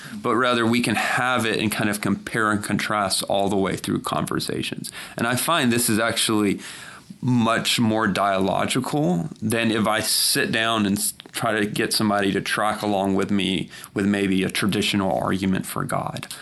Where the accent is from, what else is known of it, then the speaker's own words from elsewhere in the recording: South Georgia, United States; I grew up mostly in South Georgia